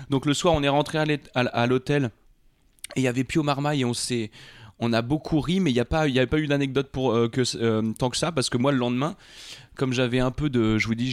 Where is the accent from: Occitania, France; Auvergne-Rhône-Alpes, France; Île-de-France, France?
Île-de-France, France; Rambouillet; also born or lived in Trappes; Moi, je suis né à Trappe et ensuite j'ai été au lycée à Rambouillet, à Bascan.